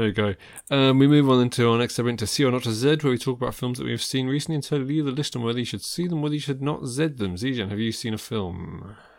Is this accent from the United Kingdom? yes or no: yes; United Kingdom; I'm British